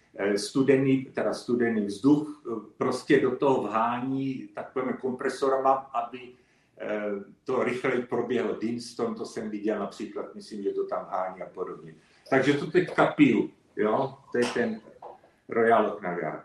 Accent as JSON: {"language": "Czech", "area": "Moravian Slovakia", "region": "South Moravian Region", "country": "Czechia", "tie": "born or raised there", "also_born_or_lived": "London, United Kingdom / Elgin, Scotland", "moved": "yes", "said": "já jsem pocházím taky z Jižní Moravy, eh, ze Slovácka"}